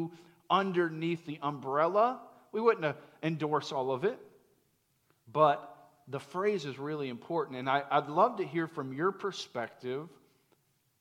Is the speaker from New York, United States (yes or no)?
no; Central Florida, United States; I grew up in Central Florida, middle class kid